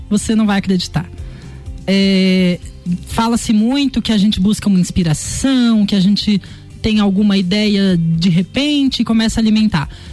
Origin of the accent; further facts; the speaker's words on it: Lages, Santa Catarina, Brazil; moved away as an adult; also born or lived in Florianópolis; nascido e criado aqui, amo de paixão essa cidade